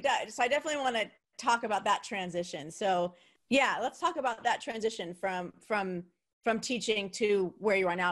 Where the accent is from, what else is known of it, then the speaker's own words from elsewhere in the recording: New Jersey, United States; where I grew up, um, in New Jersey, the city was New York